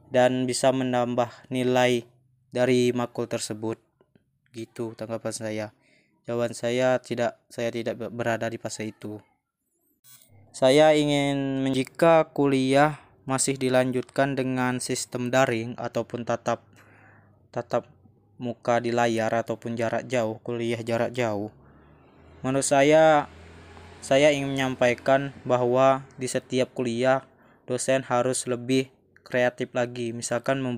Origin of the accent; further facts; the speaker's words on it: Gegas, Bangka Belitung Islands, Indonesia; Asal saya Desa Gegas, Kecamatan Gegas, Kabupaten Bangka Selatan.